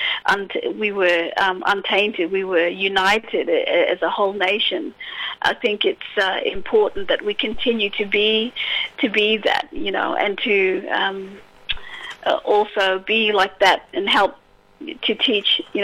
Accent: Broome, Western Australia, Australia; I come from the Kimberleys, so, you know, I was born and raised in Broome

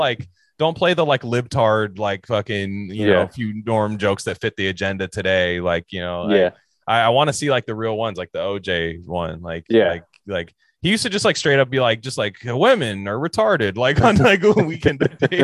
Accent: Louisiana, United States; And, and I'm from Louisiana.

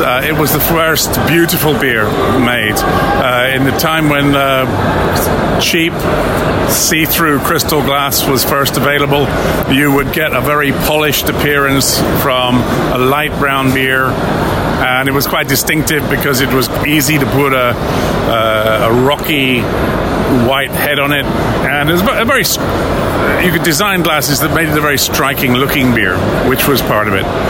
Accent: West Midlands, United Kingdom; I was from the Midlands, and in the Midlands, we had a compromise head

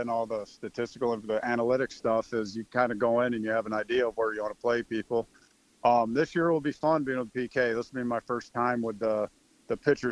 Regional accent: Michigan, United States; moved away as an adult; I'm from Michigan

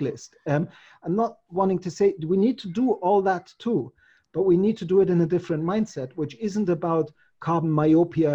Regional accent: Munich, Bavaria, Germany; I'm from Germany or I'm from Munich

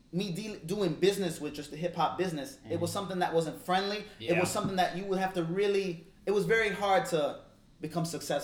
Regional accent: Chicago, Illinois, United States; I pride myself up growing up downtown Chicago. Because I grew up with blacks, Asians, Latinos.

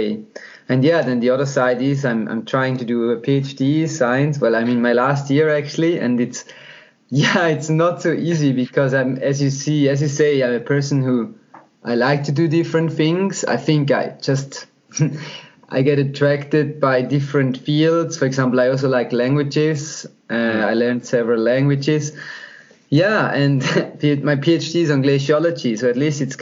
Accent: German-speaking part of Switzerland, German-speaking Switzerland, Switzerland; now in French-speaking Switzerland, Switzerland; I'm from the German-speaking part of Switzerland, but now I live in the French-speaking part.

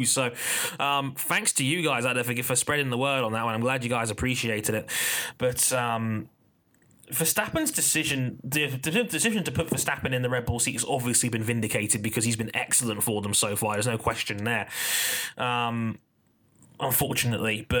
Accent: London, United Kingdom; I was born in London, England, and have lived in West London my entire life

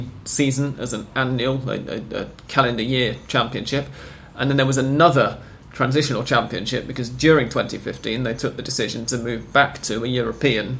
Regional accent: United Kingdom; as a Brit

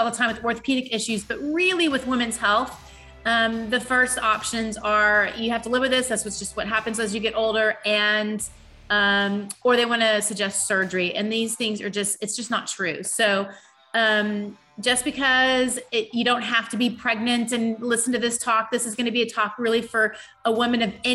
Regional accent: Dallas, Texas, United States; I grew up in Dallas

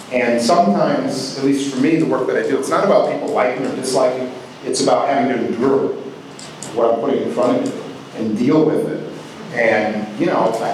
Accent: Milwaukee, Wisconsin, United States; moved away; also born or lived in Los Angeles; I grew up in Milwaukee

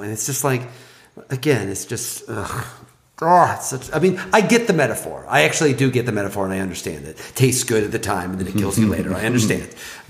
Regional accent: Mattoon, Illinois, United States; moved away; I will be in Mattoon, because my hometown is an hour and a half from Indianapolis.

